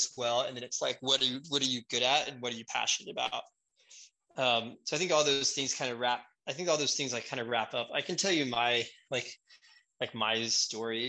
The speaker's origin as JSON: {"language": "English", "town": "Houston", "region": "Texas", "country": "United States", "said": "I'm from Houston."}